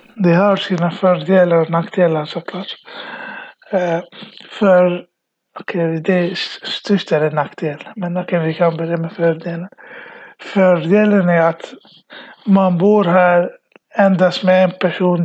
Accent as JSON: {"language": "Swedish", "country": "Iraq", "moved": "yes", "lives_now": "Sweden", "said": "jag kommer från Irak kom till Sverige 2010"}